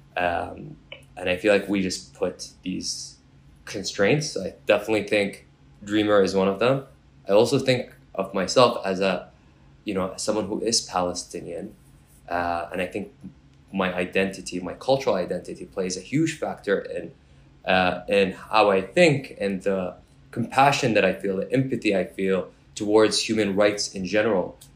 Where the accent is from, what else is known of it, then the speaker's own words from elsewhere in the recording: Mississauga, Ontario, Canada; also born or lived in Kuwait; I grew up in Mississauga